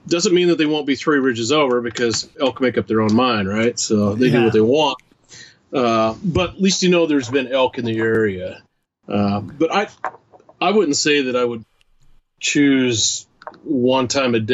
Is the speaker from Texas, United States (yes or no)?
no; Washington, United States; moved away; my home state anymore, Washington